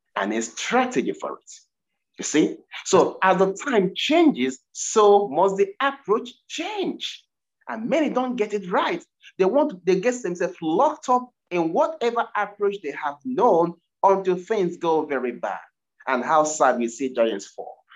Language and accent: English; Nigeria; now in United Kingdom; I'm originally from Nigeria